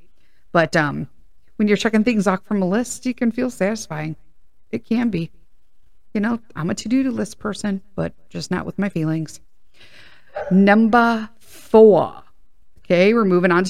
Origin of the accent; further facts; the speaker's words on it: Chicago, Illinois, United States; I grew up in Chicago and went to Chicago Public Schools.